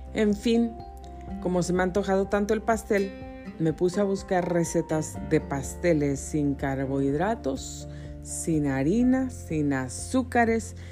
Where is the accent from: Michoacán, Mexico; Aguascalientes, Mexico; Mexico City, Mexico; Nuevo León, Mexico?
Mexico City, Mexico; moved away; nací en la Ciudad de México, en Coyoacán, Distrito Federal